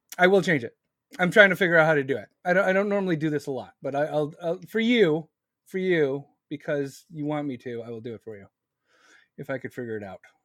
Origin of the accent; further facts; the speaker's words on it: United States; I'm not from Israel. You see this fucking hat? This is America.